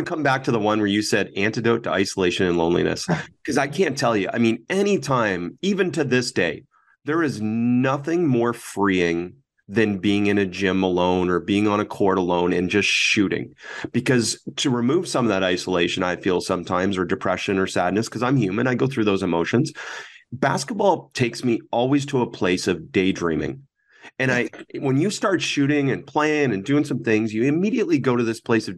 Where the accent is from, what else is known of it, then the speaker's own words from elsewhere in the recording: Canada; Being Canadian